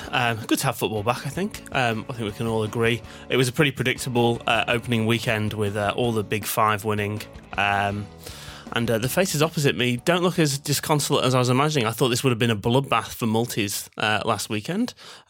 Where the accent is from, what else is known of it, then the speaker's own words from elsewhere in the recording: Manchester, North West England, United Kingdom; As a Mancunian, they're probably not too fond of me.